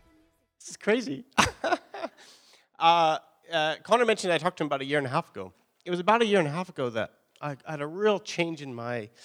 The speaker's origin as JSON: {"language": "English", "town": "Three Hills", "region": "Alberta", "country": "Canada", "tie": "born or raised there", "also_born_or_lived": "Calgary", "moved": "as an adult", "said": "I grew up in Alberta. I'm a small town, Three Hills, Alberta."}